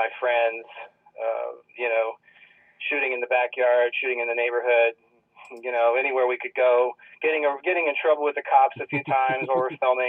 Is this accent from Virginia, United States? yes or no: yes; Virginia Beach, Virginia, United States; also born or lived in Norfolk / Georgia; I'm originally from Virginia Beach, Virginia. I moved a lot as a kid. I was born in Norfolk, which is right next to Virginia Beach, for those who know the area.